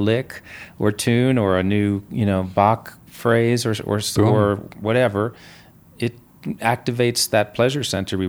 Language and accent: English; New York City, New York, United States; I'm from New York City. I'm not a country guy.